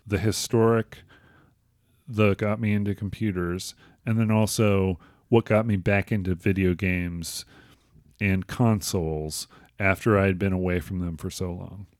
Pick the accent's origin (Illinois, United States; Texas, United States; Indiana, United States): Illinois, United States; Crystal Lake; my hometown of Crystal Lake